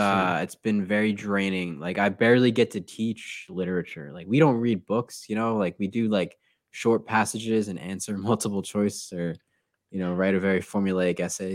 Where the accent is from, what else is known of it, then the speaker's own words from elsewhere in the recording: Newtown, Connecticut, United States; moved away as an adult; also born or lived in New Haven, Connecticut; now in Texas, United States; I grew up in Newtown, which is the same town that has Sandy Hook Elementary.